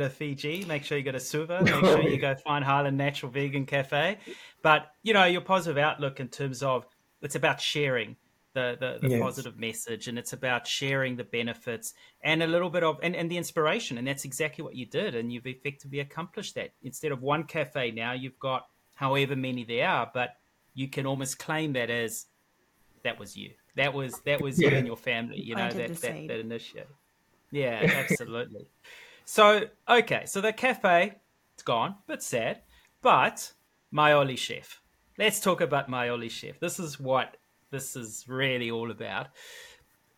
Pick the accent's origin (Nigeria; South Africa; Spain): South Africa; east coast; moved away; I'm from South Africa